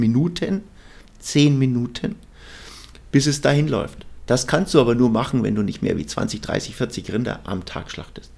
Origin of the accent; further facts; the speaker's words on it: Bavaria, Germany; bei uns in Bayern